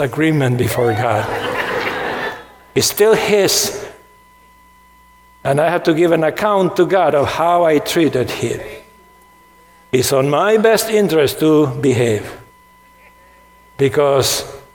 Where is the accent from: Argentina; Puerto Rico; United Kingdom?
Argentina; When I was growing up in Argentina, my church had 614 commandments.